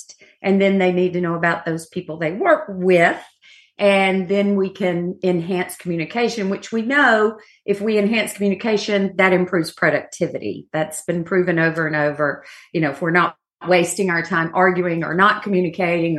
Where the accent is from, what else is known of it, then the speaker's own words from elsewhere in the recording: Georgia, United States; moved away; I'm from Georgia